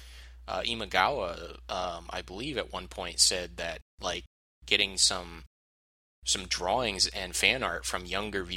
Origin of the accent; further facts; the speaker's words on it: United States; as a American viewer